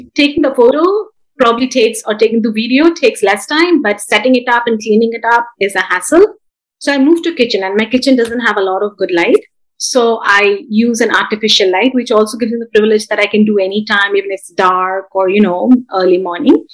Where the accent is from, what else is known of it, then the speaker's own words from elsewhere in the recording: India; moved away as an adult; now in Bay Area, California, United States; I was born and brought up in India, then I moved to US about 11 years back once I got married.